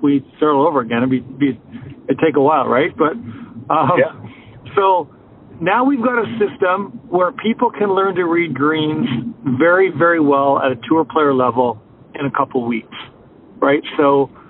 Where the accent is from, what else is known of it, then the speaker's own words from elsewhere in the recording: Canada; I'm Canadian